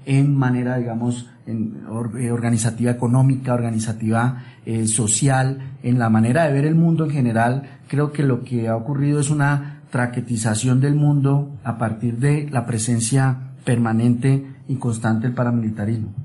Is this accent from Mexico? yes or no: no; Colombia; como colombianos